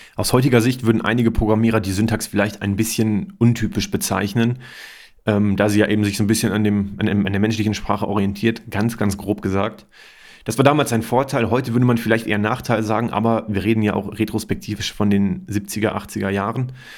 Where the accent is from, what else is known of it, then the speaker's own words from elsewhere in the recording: Germany; hier bei uns in Deutschland